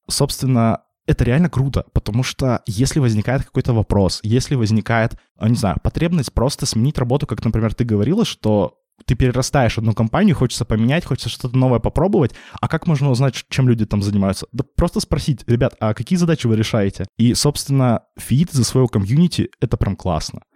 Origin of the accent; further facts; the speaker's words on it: Yekaterinburg, Sverdlovsk Oblast, Russia; moved away as an adult; now in Saint Petersburg, Russia; я изначально родился в Екатеринбурге, то есть пошел здесь в университет